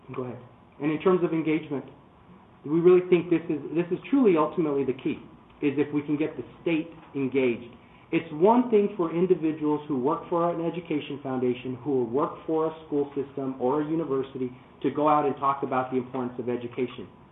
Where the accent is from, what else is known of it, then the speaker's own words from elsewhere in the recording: Arizona, United States; born and raised in Arizona